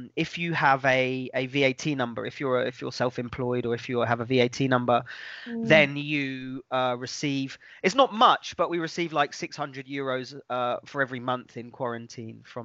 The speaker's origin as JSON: {"language": "English", "country": "United Kingdom", "moved": "yes", "lives_now": "Tuscany, Italy", "said": "I'm a British man"}